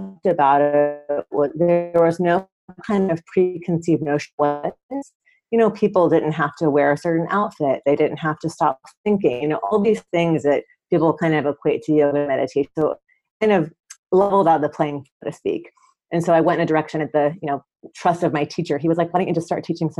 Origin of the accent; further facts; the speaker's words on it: Atlanta, Georgia, United States; moved away as an adult; also born or lived in San Francisco; I grew up in Atlanta.